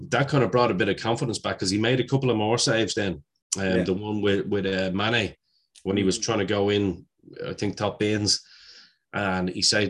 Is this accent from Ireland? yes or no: yes; Ireland; as an Irishman, it was great to see him.